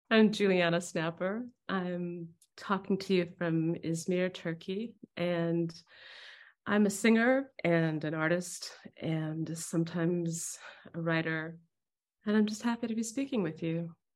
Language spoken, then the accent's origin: English; Albany, California, United States; I grew up next to Berkeley in a little town called Albany